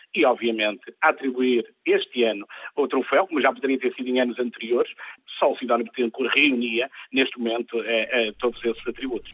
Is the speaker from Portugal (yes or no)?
yes; Vila Nova de Gaia, Norte, Portugal; moved away as an adult; now in Ribeira Grande, Portugal; eu não sou açoriano, sou de Vila Nova de Gaia, embora esteja a viver aqui na Ribeira Grande há quase 5 anos